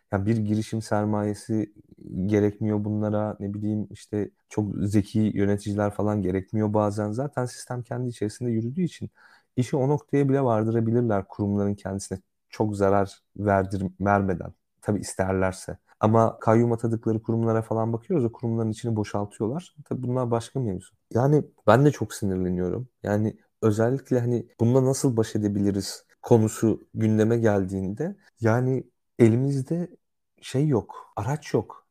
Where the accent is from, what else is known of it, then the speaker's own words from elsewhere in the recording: Central Anatolia, Turkey; Ben sonuçta işte bir İç Anadolu şehrinde büyüdüm